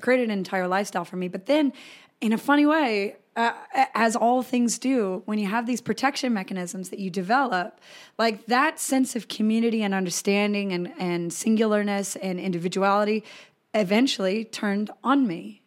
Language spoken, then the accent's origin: English; Colorado, United States; I grew up in Colorado